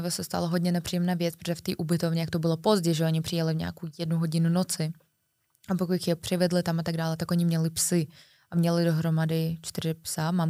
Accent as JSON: {"language": "Czech", "country": "Czechia", "said": "Já jsem odvolal všechny hotely, chápeš, já jsem z Česka, volala do Moldavska"}